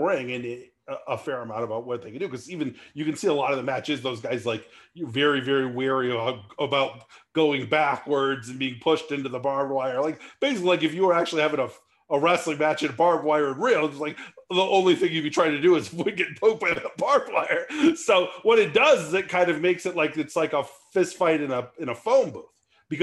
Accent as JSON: {"language": "English", "region": "California", "country": "United States", "tie": "born or raised there", "said": "I grew up in California, not in the South"}